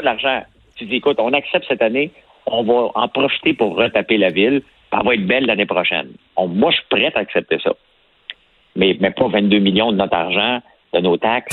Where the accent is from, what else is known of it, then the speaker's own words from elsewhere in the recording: Montreal, Quebec, Canada; on vient de Montréal